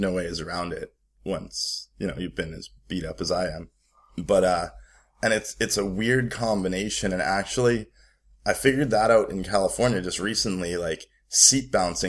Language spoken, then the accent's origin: English; Calgary, Alberta, Canada; born there; Well, it started, I was born in Calgary.